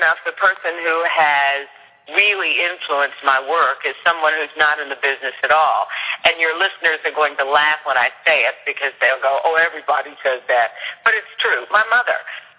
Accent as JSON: {"language": "English", "town": "Louisville", "region": "Kentucky", "country": "United States", "tie": "born or raised there", "said": "I grew up in Smoketown in Louisville, Kentucky."}